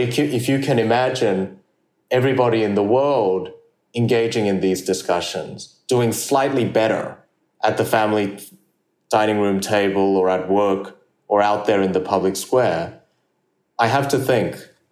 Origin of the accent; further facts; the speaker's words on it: Australia; English is a second language; also born or lived in South Korea; I moved to Australia from South Korea when I was 8 years old without speaking the English language